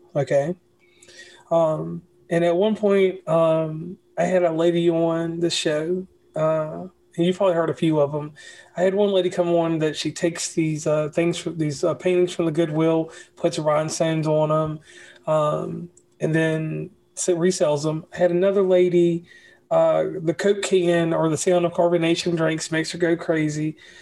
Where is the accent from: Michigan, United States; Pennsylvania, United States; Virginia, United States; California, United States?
Virginia, United States; Lynchburg; now in West Virginia, United States; I live in West Virginia, but I'm from Virginia